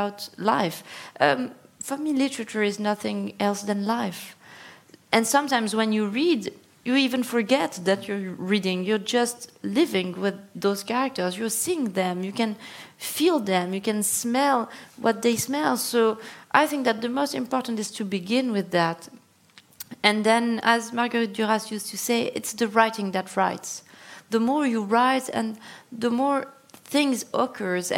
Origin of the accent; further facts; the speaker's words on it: Morocco; I was born in Morocco, and Morocco is a plurilingual country.